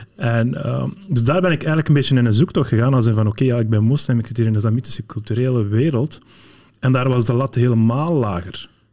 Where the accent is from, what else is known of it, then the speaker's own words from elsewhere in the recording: Flanders, Belgium; also born or lived in Morocco; ik ik ben opgegroeid in, in, in, Vlaanderen, maar ik ben geboren in Marokko.